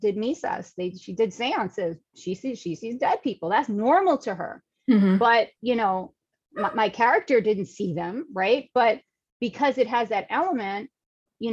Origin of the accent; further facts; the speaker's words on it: New York City, New York, United States; I'm a New York City girl, born and raised in Manhattan